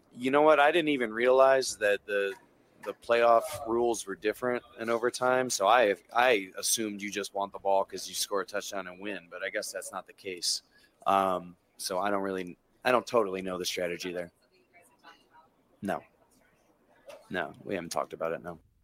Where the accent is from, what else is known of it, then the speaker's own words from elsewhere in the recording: Schuylkill County, Pennsylvania, United States; I grew up in Schuylkill County